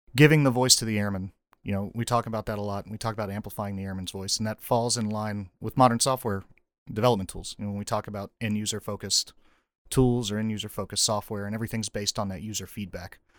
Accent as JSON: {"language": "English", "region": "North Carolina", "country": "United States", "tie": "born or raised there", "moved": "as an adult", "said": "So I grew up in North Carolina, went to North Carolina State University."}